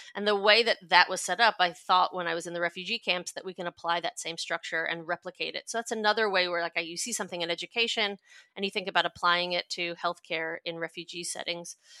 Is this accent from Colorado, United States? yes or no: no; New York, United States; moved away as an adult; also born or lived in California; now in Australia; I'm a New Yorker, born and bred, and lived there until I was eighteen